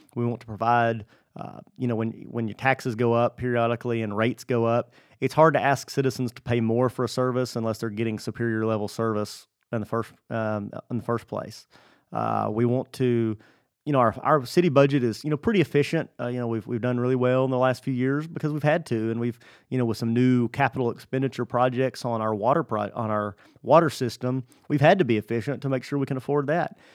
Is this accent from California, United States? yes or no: no; Stamford, Texas, United States; I was born in eighty-four. My family moved here in eighty-six. So my, my memories of Stanford, of life before Stanford are very limited. So essentially, I've been here my whole life